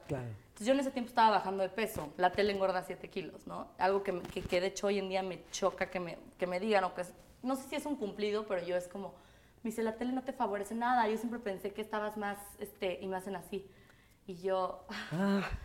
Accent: Mexico City, Mexico; del DF, mis papás son de España, toda mi familia es de España, de Galicia. Y yo este, nací aquí en México, crecí aquí en México

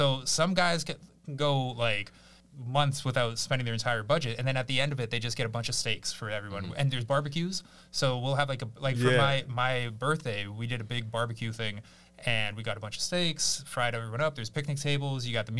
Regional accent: Barrie, Ontario, Canada; born or raised there; also born or lived in Kyiv, Ukraine / Victoria Park, Toronto

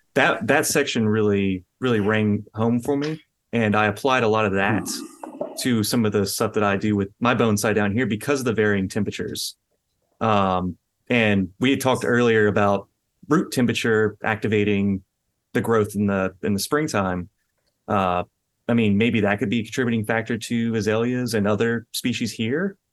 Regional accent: Louisiana, United States; born or raised there

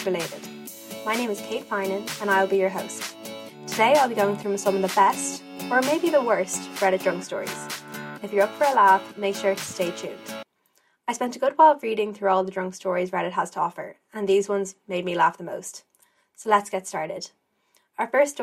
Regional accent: Ireland; As an Irish girl

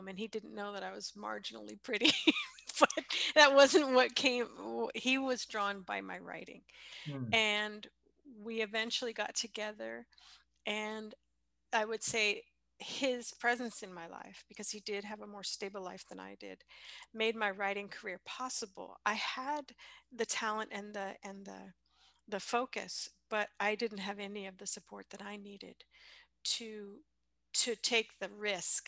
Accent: San Francisco Bay Area, California, United States; also born or lived in Sonora; I grew up in the San Francisco Bay Area

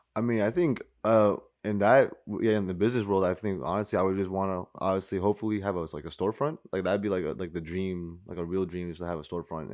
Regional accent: White Plains, New York, United States; growing up, white planes, like, born and raised

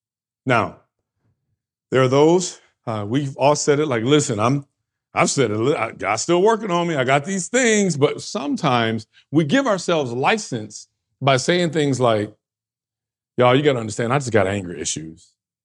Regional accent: New York, United States; Well, I'm from this kind of area, right? My region. I come from the East Coast. I come from New York. This is what we do.

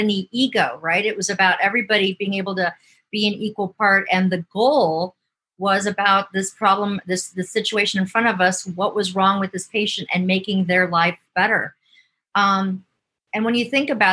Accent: Cleveland, Ohio, United States; also born or lived in Michigan; So I grew up in Ohio on the west side of Cleveland in a small little working class suburb.

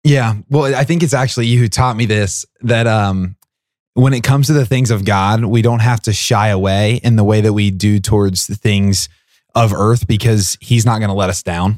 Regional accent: Portsmouth, United States; my hometown, uh, of Portsmouth in our, uh, one of our parishes, Holy Redeemer, and it's my home parish

